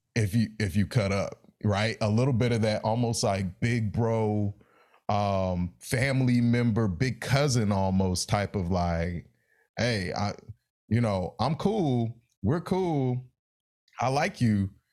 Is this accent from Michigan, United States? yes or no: no; Raleigh, North Carolina, United States; the way I grew up in Raleigh